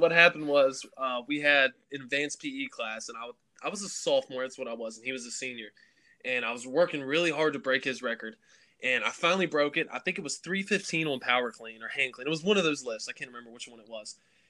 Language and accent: English; Covington, Virginia, United States; Yeah, Covington is a real small town. It's located in the southwestern part of Virginia. I went to a school. It was a public school, and we only had 250 kids.